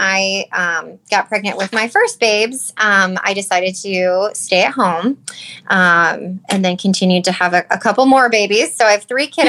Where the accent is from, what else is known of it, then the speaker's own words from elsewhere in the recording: Northwest Iowa, United States; also born or lived in Cedar Rapids, Iowa; I am from Northwest Iowa, but I did go to school in Cedar Rapids for 2 years before I transferred to Iowa State.